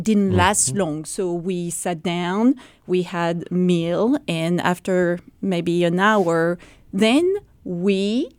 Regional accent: Normandy, France; moved away; I am from Normandy. So Normandy is the northwest of France.

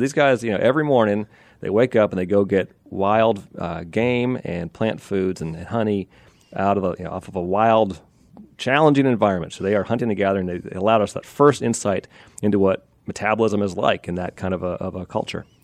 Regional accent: Pennsylvania, United States; Amish, I grew up in Pennsylvania

